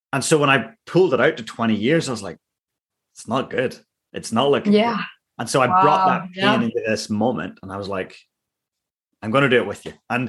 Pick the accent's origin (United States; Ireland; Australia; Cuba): Ireland; I loved alcohol. I'm Irish. It was great.